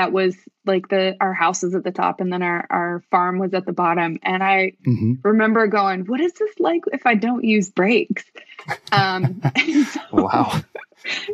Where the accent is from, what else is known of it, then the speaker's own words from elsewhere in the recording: west of Fayetteville, Northwest Arkansas, United States; also born or lived in Texas; We moved from Texas when I was four to a little bitty town just west of Fayetteville. It's like the one town west of Fayetteville. And I grew up on a farm out there.